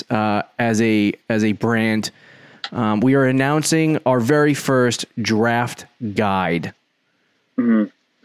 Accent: Northeast, United States; We're from the Northeast, so when it gets warm out, it doesn't get good warm.

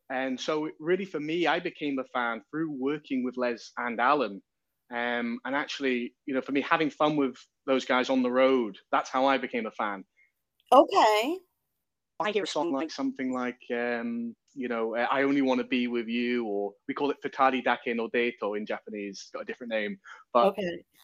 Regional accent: Newcastle upon Tyne, North East England, United Kingdom; Oh well, I'm you know I'm I'm British. You know I'm from uh, Newcastle upon Tyne, which is not far from Scotland, and you know we're, we're music loving people

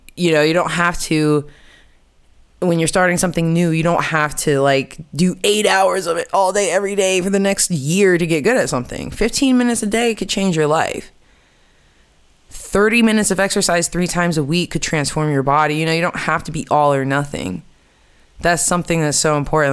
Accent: United States; moved away as an adult; also born or lived in New York City; now in Amsterdam, Netherlands; I'm from America. I'm American, and I have been living in Amsterdam for the past three years

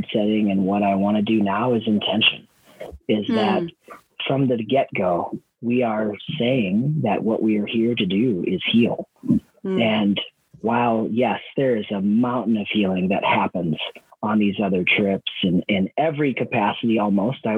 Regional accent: Wisconsin, United States; moved away as an adult; also born or lived in Idaho; I grew up in Wisconsin on a dairy farm. I moved to Idaho when I was 18

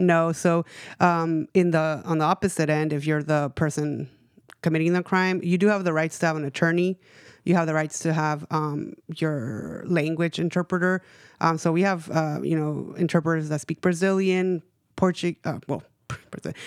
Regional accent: Los Angeles, California, United States; moved away; also born or lived in Bay Area; I grew up in East L

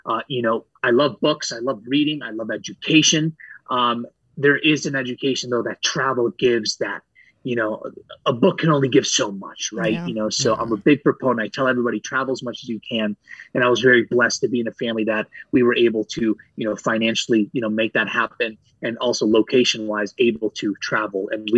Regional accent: Saudi Arabia; Actually, my brother and I were the first born outside of Greece. I actually was born and raised in Saudi Arabia. My parents left Greece in their mid-20s.

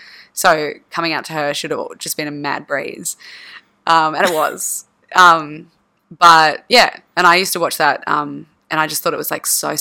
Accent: Australia; felt like a horrible Australian

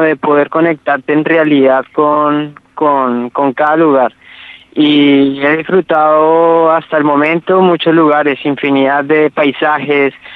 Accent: Ibagué, Tolima, Colombia; moved away as an adult; soy ibaguereño, tolimense. Esa es la ciudad de donde nací, en Colombia

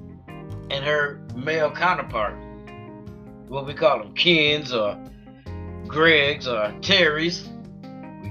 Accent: United States; We know we were born here. Well, at least 90% of us were. So we're American

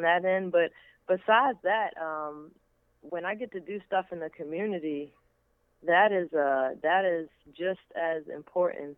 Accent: Baltimore, Maryland, United States; I'm from Baltimore, Maryland

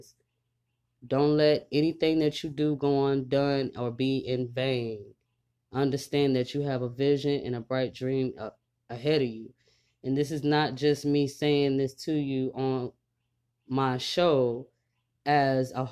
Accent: Texas, United States; now in Louisiana, United States; I'm also from Texas as well, even though I live in Louisiana. I rep Texas, period.

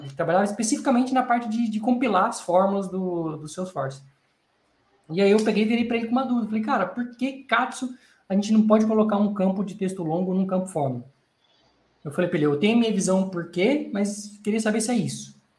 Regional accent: Brazil; sou do Brasil

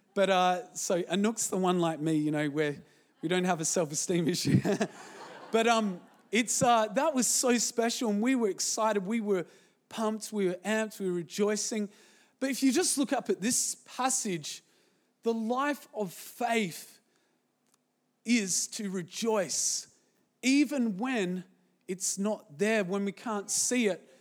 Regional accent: Zimbabwe; moved away; when I was born in Zimbabwe

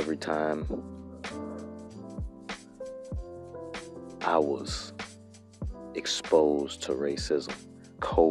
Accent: United States; I'm American

